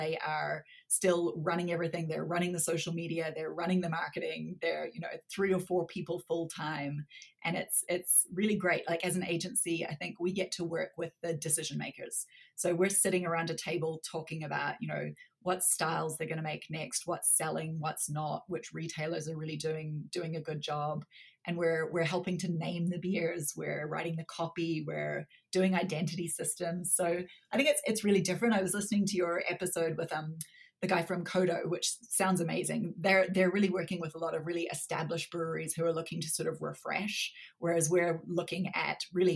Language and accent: English; New Zealand; accent: slightly strange accent; moved away as an adult; also born or lived in Canada; now in Calgary, Canada; I was born in Canada, but grew up in New Zealand, hence the slightly strange accent, but I've been back in Canada since 2010.